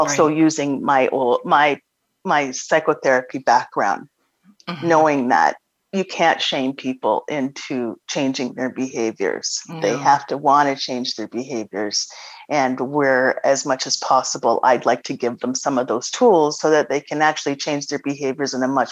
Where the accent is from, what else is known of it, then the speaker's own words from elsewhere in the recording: Toronto, Ontario, Canada; I was born in Toronto, and my family's from Nova Scotia